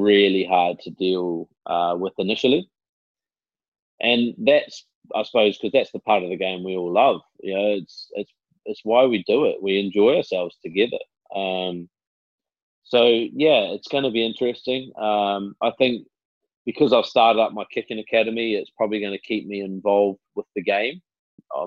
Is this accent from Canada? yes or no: no; New Zealand; moved away as an adult; growing up in New Zealand